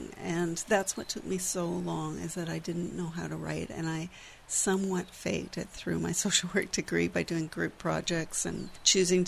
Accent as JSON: {"language": "English", "town": "Vancouver", "region": "British Columbia", "country": "Canada", "tie": "born or raised there", "moved": "as an adult", "lives_now": "Victoria, Canada", "said": "I grew up in Vancouver, but I've been here since I was 20."}